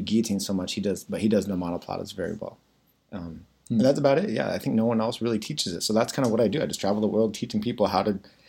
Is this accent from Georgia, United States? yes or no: no; Temecula, California, United States; moved away as an adult; also born or lived in Arizona / Indiana / San Diego; I'm a Californian, born and raised.